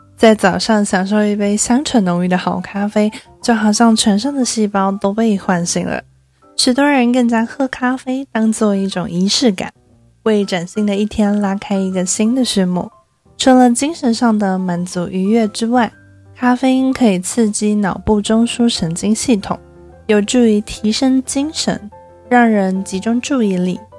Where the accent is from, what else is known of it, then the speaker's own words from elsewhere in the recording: Taipei, Taiwan; 一个土生土长却常常被误认为是不会讲中文的台北人